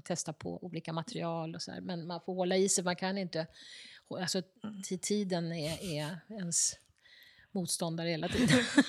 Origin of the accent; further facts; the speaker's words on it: Stockholm, Stockholm County, Sweden; Från söder om Söder eh, i Stockholm. Där jag är uppvuxen